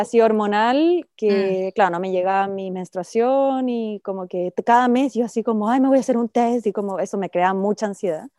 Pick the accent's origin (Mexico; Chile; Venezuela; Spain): Chile; moved away as an adult; now in Australia; yo emigré fuera de Chile hace casi nueve años, nos vinimos a Australia a probar suerte